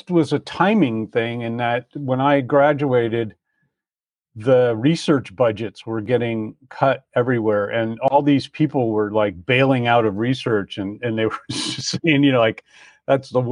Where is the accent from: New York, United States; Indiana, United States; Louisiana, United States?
New York, United States; Croton-on-Hudson; moved away; also born or lived in San Diego, California; I grew up on the East Coast in a little town in in Westchester County, New York, called Croton-on-Hudson